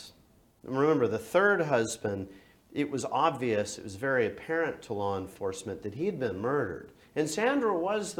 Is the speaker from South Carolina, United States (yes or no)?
no; Highland Park, Texas, United States; I grew up in Highland Park. It's an independent township in Dallas County